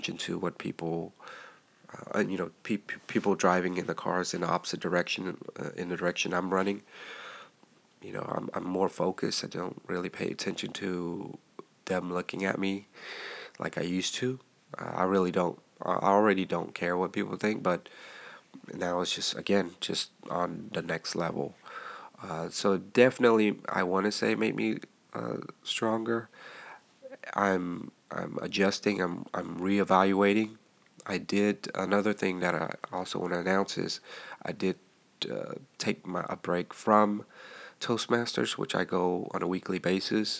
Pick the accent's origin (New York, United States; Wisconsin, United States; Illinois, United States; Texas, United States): Texas, United States; I'm a Texan